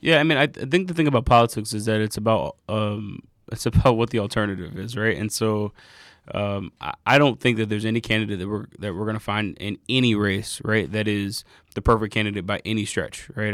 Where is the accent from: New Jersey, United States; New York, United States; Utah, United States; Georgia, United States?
Georgia, United States; Atlanta; also born or lived in Inglewood, Los Angeles / North Carolina; I'm from Atlanta. I'm, I grew up mostly in Atlanta. I was born in L A, but grew up here.